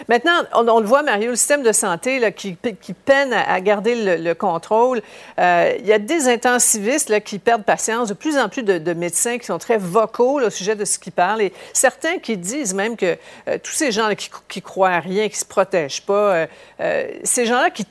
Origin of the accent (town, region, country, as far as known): Quebec, Canada